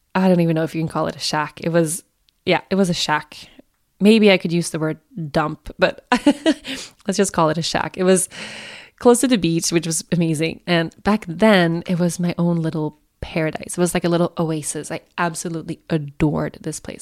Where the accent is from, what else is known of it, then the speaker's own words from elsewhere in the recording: Sweden; Sweden, my home country